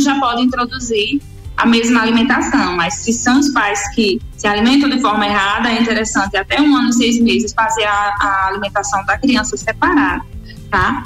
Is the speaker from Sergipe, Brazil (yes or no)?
yes; Sergipe, Brazil; moved away as an adult; also born or lived in Aracaju; eu sou de Sergipe, do estado de Sergipe